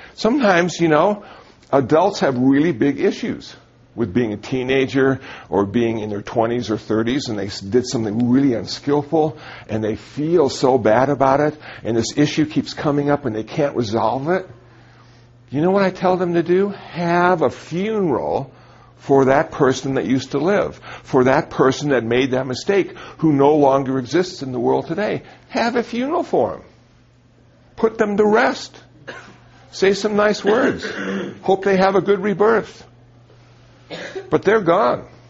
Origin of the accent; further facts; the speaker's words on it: Phoenix, Arizona, United States; also born or lived in Iowa; I was raised in Phoenix, Arizona